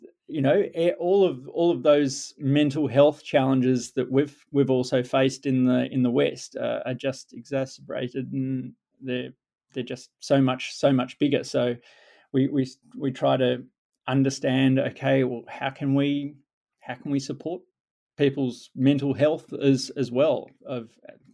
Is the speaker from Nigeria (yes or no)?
no; Melbourne, Victoria, Australia; I grew up in Melbourne, Australia